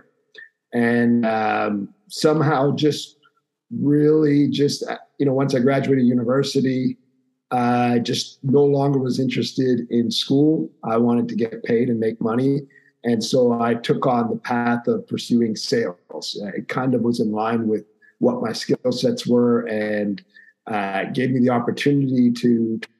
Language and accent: English; Montreal, Quebec, Canada; I grew up in Montreal, Quebec, Canada